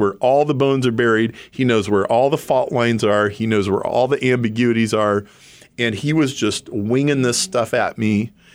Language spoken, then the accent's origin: English; Lincoln, Nebraska, United States; now in Chicago, United States; I grew up in Lincoln, Nebraska, and married my high school sweetheart